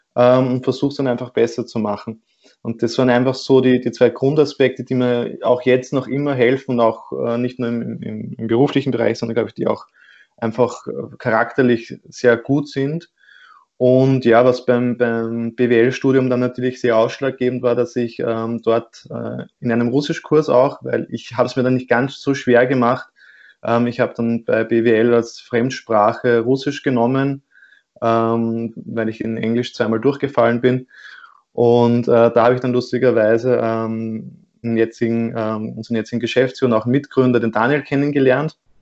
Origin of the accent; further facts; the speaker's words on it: Austria; bei uns in Österreich